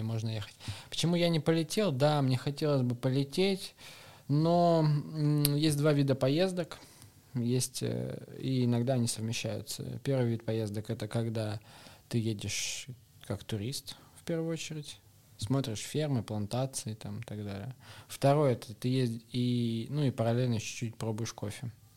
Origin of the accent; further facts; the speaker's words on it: Novosibirsk, Novosibirsk Oblast, Russia; now in Moscow, Russia; Я вообще сибиряк. Я из Новосибирска.